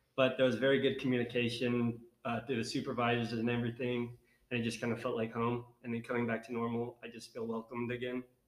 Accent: Dallas, Texas, United States; now in Northwest Arkansas, United States; coming from the big city in the Dallas area, I didn't have as much nature as we do up here

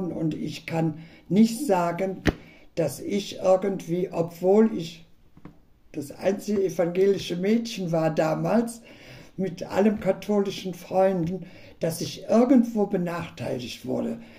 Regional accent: Hitdorf, North Rhine-Westphalia, Germany; Ja, Hitov verbinde ich einfach, ist meine Heimat. Da bin ich groß geworden. Es ist ein kleiner Stadtteil, klein, aber oho.

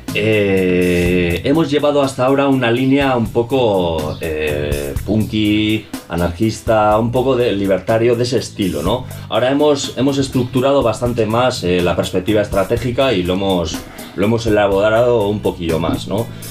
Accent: Galdakao, Basque Country, Spain; now in Bilbao, Spain; yo vengo de otro pueblo, soy de Galdaco, y pues me vine aquí

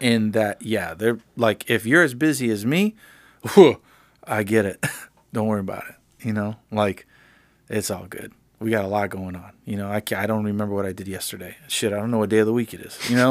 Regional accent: Miami, Florida, United States; now in Nashville, United States; I'm from Miami.

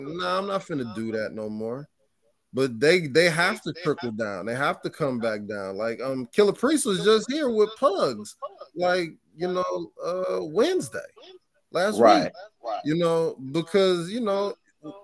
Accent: Michigan, United States; also born or lived in Flint; now in Chicago, United States; I'm from Michigan, so my roots is from the country too

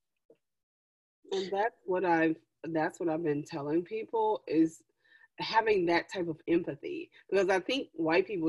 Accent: Louisiana, United States; moved away; also born or lived in Washington, D.C. / New York / Dubai; recently I've moved back to the South, because I'm originally from Louisiana

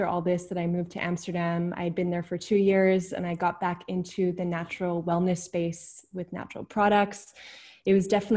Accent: Vancouver, British Columbia, Canada; moved away as an adult; now in Netherlands; I'm originally from Vancouver, BC. I was born and raised there, really close to nature.

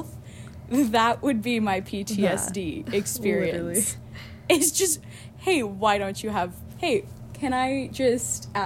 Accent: Vancouver, British Columbia, Canada; also born or lived in Port Coquitlam, British Columbia; I'm from Vancouver, BC

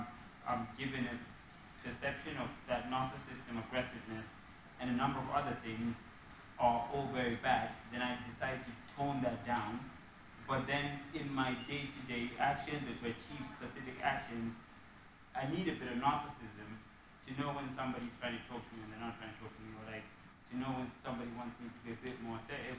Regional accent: Zimbabwe; I was born in Zimbabwe.

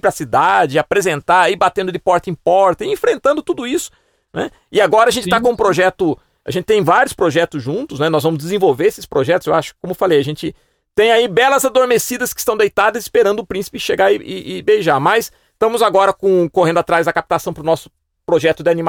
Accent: Piracicaba, São Paulo, Brazil; porque eu também sou um cara que veio do interior, claro. No meu caso, eu tive um fator é, vim de Piracicaba, que é mais próxima de São Paulo.

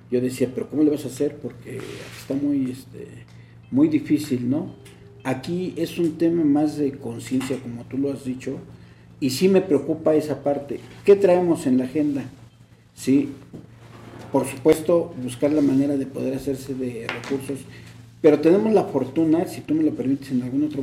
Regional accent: Mexico City, Mexico; Yo soy nativo de San Jerónimo aquí nací

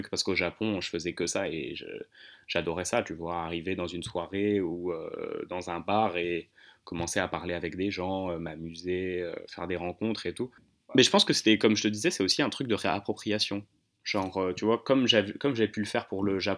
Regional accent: Hauts-de-Seine, likely Asnières-sur-Seine, Île-de-France, France; Dans 92, euh, bah, là où j'ai grandi, quoi.

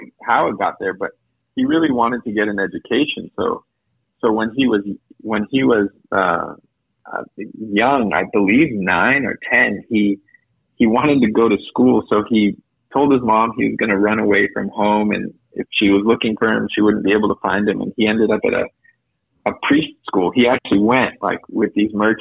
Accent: Napa Valley, California, United States; And then they ended up in Napa Valley, and I was born in Napa Valley.

